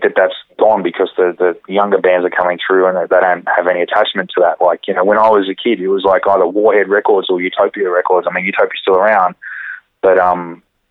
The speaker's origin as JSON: {"language": "English", "town": "Campbelltown", "region": "New South Wales", "country": "Australia", "tie": "born or raised there", "also_born_or_lived": "Dural", "said": "I grew up in Campbelltown"}